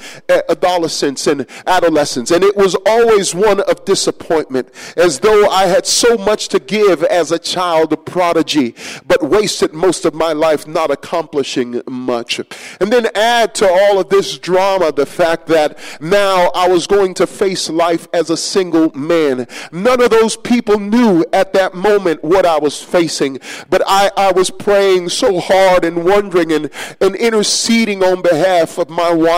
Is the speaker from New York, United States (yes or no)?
yes; New York City, New York, United States; ever since I was just a little kid growing up in New York City